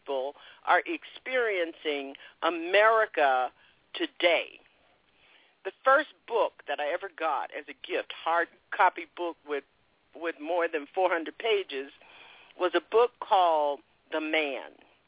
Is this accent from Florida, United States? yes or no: yes; Palm Beach, Florida, United States; growing up in Jim Crow, I attended segregated schools until I was in the ninth grade. And then from 10th grade to 12th grade, I was one black child, little grit. And I was a black princess, by the way, and of 900 white children in Palm Beach, Florida.